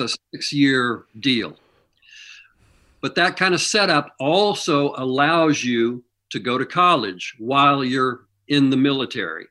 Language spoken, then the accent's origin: English; Kansas City, Missouri, United States; moved away; I grew up in Missouri.